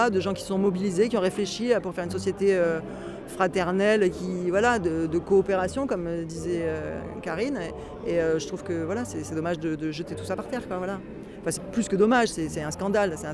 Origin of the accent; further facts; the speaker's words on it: France; en tant que Française, simplement, voilà, euh, je suis habituée à avoir un service public qui fonctionne normalement